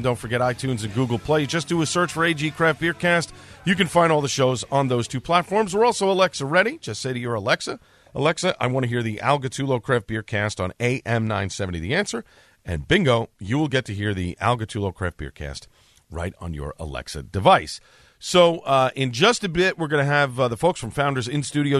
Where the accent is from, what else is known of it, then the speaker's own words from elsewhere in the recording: New York City, New York, United States; I'm from Staten Island. I say soda